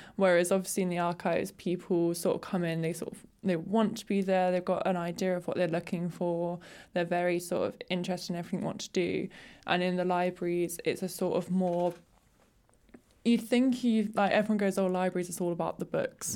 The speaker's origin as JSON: {"language": "English", "area": "Surrey Hills", "region": "South East England", "country": "United Kingdom", "said": "I'm from the Surrey Hills"}